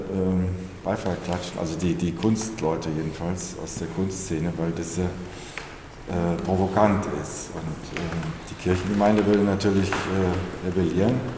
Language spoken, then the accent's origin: German; Kassel, Hesse, Germany; Ich bin ja in, in als Jugendlicher in Kassel aufgewachsen.